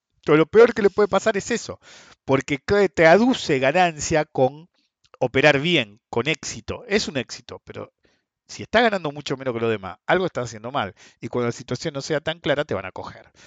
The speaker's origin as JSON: {"language": "Spanish", "country": "Argentina", "said": "somos Argentina"}